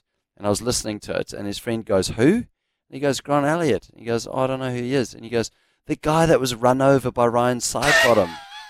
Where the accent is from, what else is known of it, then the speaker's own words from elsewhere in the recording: South Africa; And people will say about Alan Donald, when I was growing up in South Africa, oh, I remember when he dropped the bat.